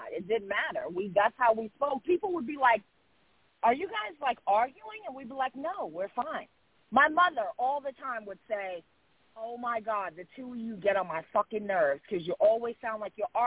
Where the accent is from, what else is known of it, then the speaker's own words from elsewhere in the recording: New York, United States; We're both Leos, and we're both from New